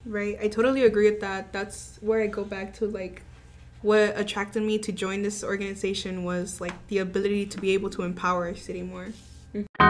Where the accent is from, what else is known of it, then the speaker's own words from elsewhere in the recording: Brownsville, Texas, United States; I was also born and raised in Brownsville, Texas.